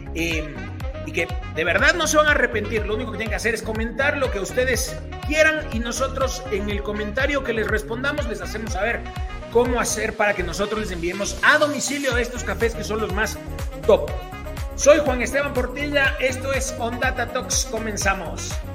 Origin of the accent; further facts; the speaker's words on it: Ecuador; nosotros como ecuatorianos tenemos una marca emblema que es Fioravanti